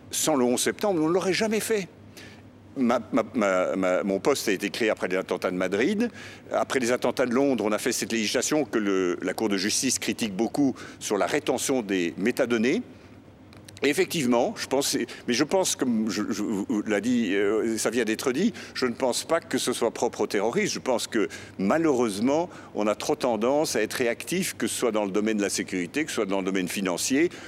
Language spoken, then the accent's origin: French; Belgium; Je suis belge, je suis en faveur de la construction européenne, j'y ai passé l'essentiel de ma carrière